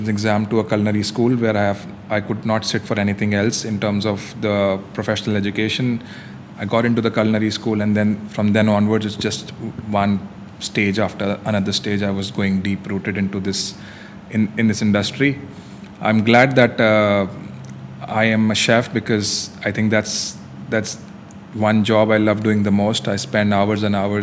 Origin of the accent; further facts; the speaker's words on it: Delhi, India; now in Dubai, United Arab Emirates; I'm from old part of Delhi, which is still considered to be the foodie paradise.